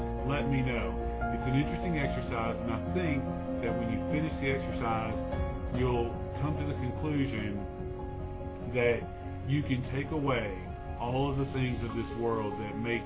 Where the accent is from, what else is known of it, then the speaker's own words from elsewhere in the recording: United States; I was born in America, so that makes me an American citizen